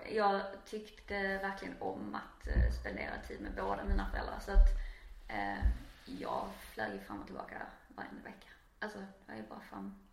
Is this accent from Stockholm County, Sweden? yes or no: no; Arild, Skåne, Sweden; also born or lived in Trelleborg / Höllviken / Canada; now in Malmö, Sweden; Jag är eh, uppvuxen eh, i splittrad familj. Så både i Arild, i Kullaberg och nere i Ringsand utanför Höllviken.